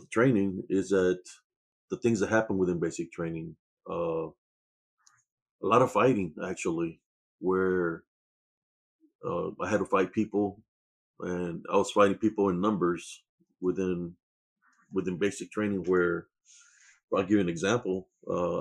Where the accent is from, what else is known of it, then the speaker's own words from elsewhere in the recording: Rio Grande Valley, Texas, United States; moved away as an adult; also born or lived in Germany; I was born in Renville, Texas, and February 2nd, 1969, in the Rio Grande Valley. That's where I was raised and born